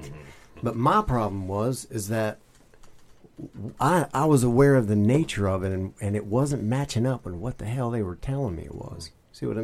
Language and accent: English; the Bible Belt, the South, United States; I am a Southern boy, and so I grew up in the Bible Belt